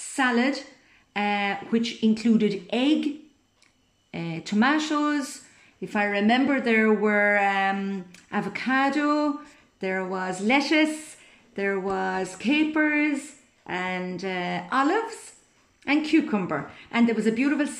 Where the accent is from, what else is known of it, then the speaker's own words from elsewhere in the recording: Cork, Munster, Ireland; I'm from Cork in Southern Ireland. I was born and reared on a dairy farm